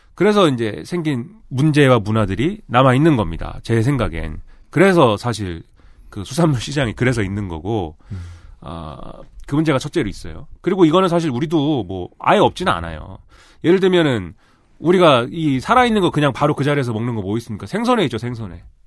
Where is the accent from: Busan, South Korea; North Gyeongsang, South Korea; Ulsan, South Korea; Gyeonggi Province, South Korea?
Gyeonggi Province, South Korea; Suwon; 나 수원 사람인데. 네. 우리 수원 아주대.